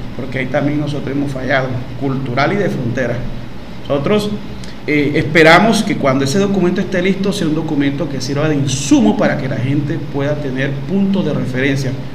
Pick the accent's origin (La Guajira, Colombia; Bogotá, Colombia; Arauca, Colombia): La Guajira, Colombia; Wayuu; now in Maicao, Colombia; soy guayú de Leirruco